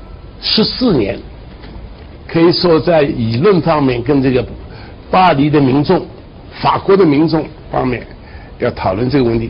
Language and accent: Chinese; China; now in United States; 我是中国人，我在美国去的中国人